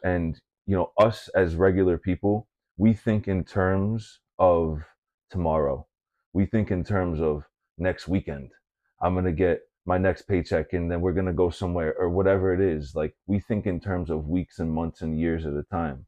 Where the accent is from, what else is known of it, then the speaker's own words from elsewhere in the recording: Massachusetts, United States; moved away; coming from Massachusetts